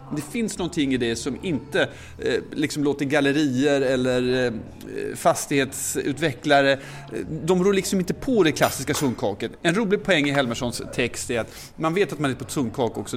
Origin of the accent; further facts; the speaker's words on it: Motala, Östergötland, Sweden; moved away; när jag växte upp i Motala